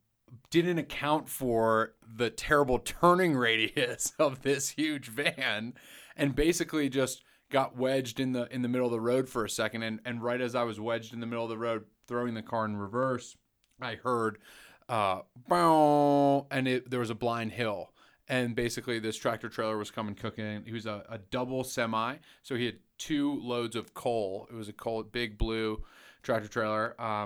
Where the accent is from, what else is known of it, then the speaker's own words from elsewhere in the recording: North Carolina, United States; also born or lived in New York City, United States; North Carolina. But I was born in New York, New York City.